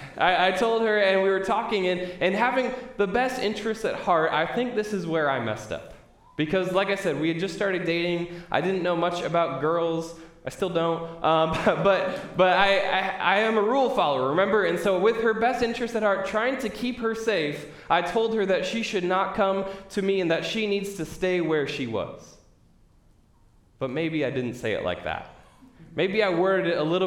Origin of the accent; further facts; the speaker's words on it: Midwest, United States; I'm from the Midwest, I've been through my share of tornado warnings